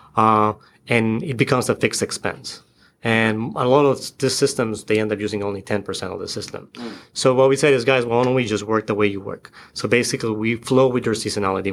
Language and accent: English; Florida, United States; moved away as an adult; now in Seattle, United States; I'm from the East Coast. I, from Florida.